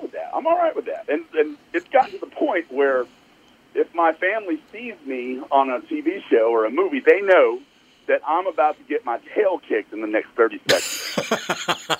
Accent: East Texas, United States; I grew up in East Texas

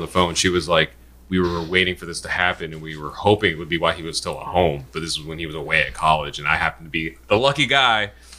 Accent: Indiana, United States; moved away as an adult; also born or lived in mid-Atlantic East Coast; Where I grew up in Indiana, granted it's not the South

